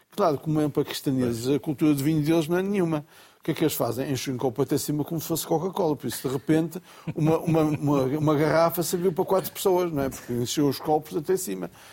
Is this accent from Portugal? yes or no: yes; Bragança, Norte, Portugal; quando era miúdo em Bragança